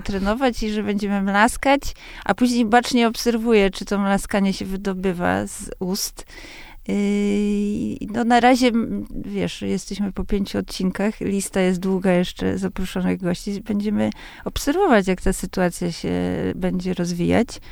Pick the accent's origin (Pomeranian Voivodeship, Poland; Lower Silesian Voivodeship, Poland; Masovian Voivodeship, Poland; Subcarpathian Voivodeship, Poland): Masovian Voivodeship, Poland; Warsaw; z baru mlecznego, który był y, na warszawskich Bielanach naprzeciwko mojego bloku